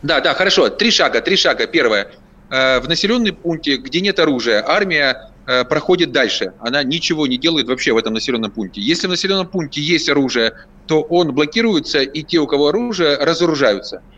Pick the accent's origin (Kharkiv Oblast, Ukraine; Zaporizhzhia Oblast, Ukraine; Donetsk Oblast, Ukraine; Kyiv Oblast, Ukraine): Zaporizhzhia Oblast, Ukraine; Zaporizhzhia; moved away; я коренной запорожец